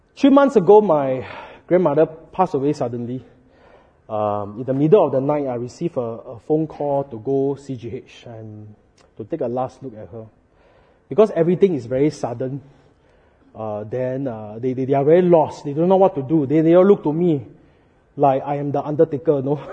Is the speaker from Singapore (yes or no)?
yes; Singapore; as Singaporean